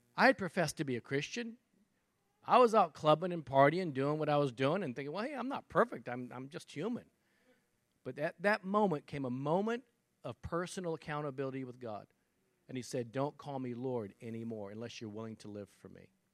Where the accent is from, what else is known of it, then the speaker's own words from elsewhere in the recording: Texas, United States; I'm a Texan, right? I'm in Texas